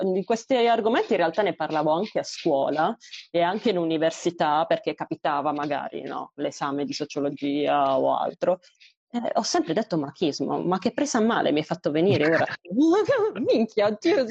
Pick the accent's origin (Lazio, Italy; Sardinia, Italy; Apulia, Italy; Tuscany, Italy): Apulia, Italy; moved away; la mia realtà nel mio paesino in Puglia